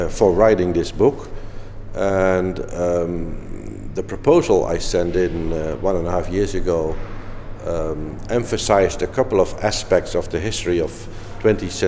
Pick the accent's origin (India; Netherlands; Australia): Netherlands; also born or lived in Eindhoven / Munich; I'm from the Netherlands, where in Eindhoven I am teaching and doing research